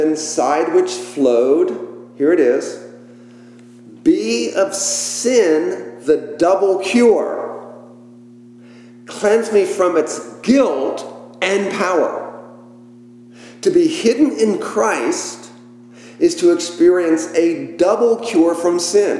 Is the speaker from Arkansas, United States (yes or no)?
no; McLean, Virginia, United States; the home I grew up in around the Beltway in McLean